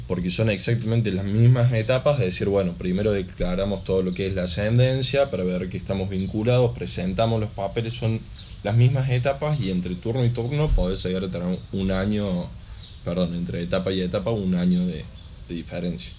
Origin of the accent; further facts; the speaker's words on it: Argentina; also born or lived in Córdoba; Nosotros como argentinos